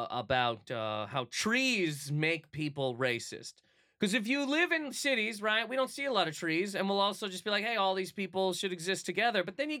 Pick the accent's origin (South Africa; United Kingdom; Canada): Canada; Halifax, Nova Scotia; also born or lived in Toronto, Canada; now in New York, United States; That's where I'm from, yes.